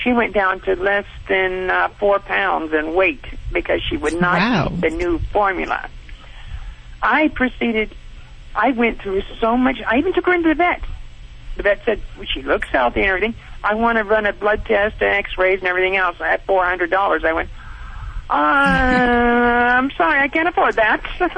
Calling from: Monterey Park, California, United States; I'm calling from California, Monterey Park. I'm at work.

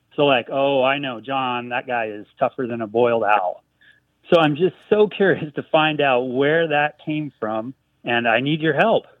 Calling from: Frisco, Texas, United States; I'm calling you from Frisco, Texas

